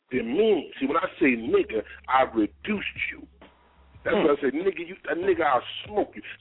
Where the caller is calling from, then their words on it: New Jersey, United States; I'm calling from New Jersey.